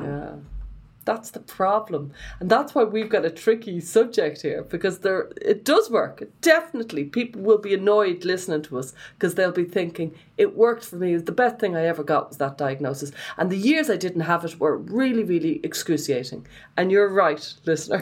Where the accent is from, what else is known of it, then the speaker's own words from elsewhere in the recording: Ireland; I would have been shaped by being Irish